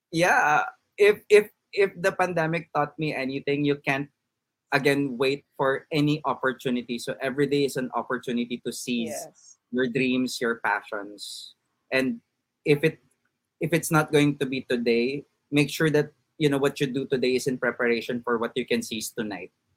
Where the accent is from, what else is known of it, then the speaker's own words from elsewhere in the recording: Philippines; as a Filipino, nakatira ka pa sa parents mo